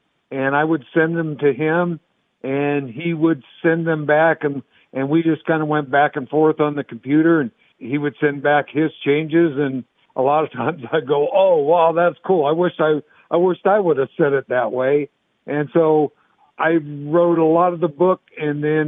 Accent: Northern California, United States; when I was growing up in Northern California

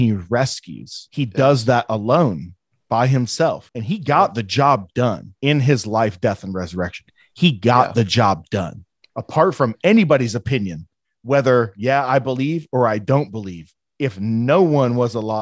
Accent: Midwest, United States; I barely graduated high school, and I'm from the Midwest

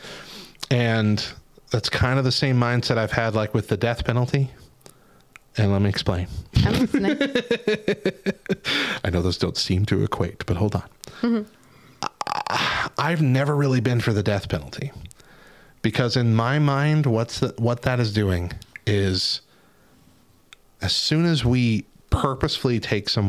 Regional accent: Albuquerque, New Mexico, United States; my hometown of Albuquerque

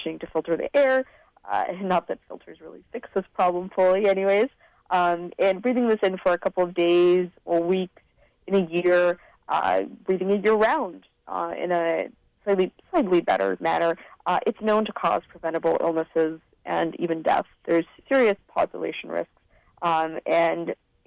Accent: Vancouver, British Columbia, Canada; I was born in Vancouver to a family that had immigrated from Eastern Europe

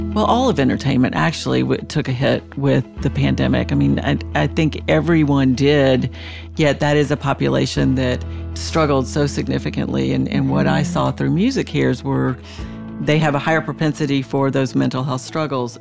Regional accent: Jackson Hole, Wyoming, United States; moved away as an adult; also born or lived in Colorado / Providence, Rhode Island / Atlanta, Georgia; now in Nashville, United States; I was born in Nashville and grew up in Jackson Hole, Wyoming. Went to high school there.

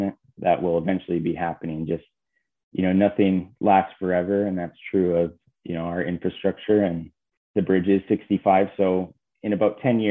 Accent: Iron Mountain, Michigan, United States; growing up in Iron Mountain

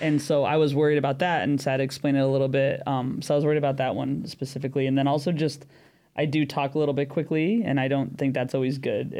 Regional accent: United States; moved away as an adult; also born or lived in San Diego; now in London, United Kingdom; I am American, but I live in London. I've lived in London since the beginning of 2020

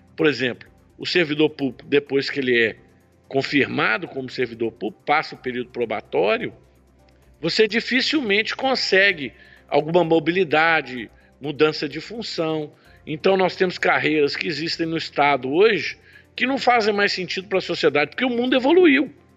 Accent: Belo Horizonte, Minas Gerais, Brazil; also born or lived in Australia; now in Nova Lima, Brazil; Eu sou de Belo Horizonte, a nossa indústria no Barreiro. Atualmente eu moro em Nova Lima, mas nasci aqui em Belo Horizonte

